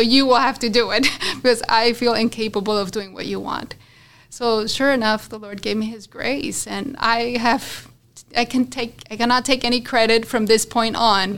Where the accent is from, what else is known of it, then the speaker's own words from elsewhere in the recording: Colombia; moved away; also born or lived in Florida, United States; I'm from Colombia, like you said, and I'm one of four children